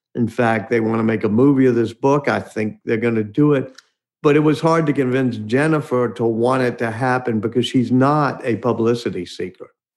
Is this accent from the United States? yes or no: yes; New Orleans, Louisiana, United States; My hometown, grew up right near where Louis Armstrong grew up in central city of New Orleans